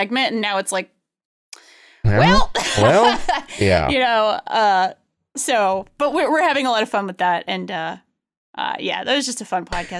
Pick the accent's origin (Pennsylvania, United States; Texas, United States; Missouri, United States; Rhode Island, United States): Rhode Island, United States; I'm from Rhode Island